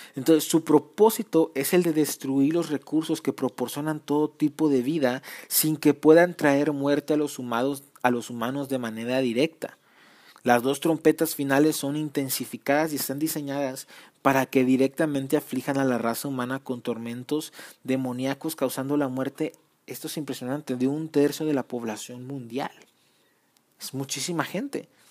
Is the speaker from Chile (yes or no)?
no; Mexico; yo soy mexicano